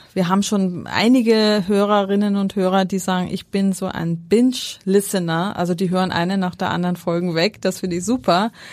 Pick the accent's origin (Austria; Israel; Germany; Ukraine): Austria; Schärding, Upper Austria; moved away; Das ist meine Heimat dort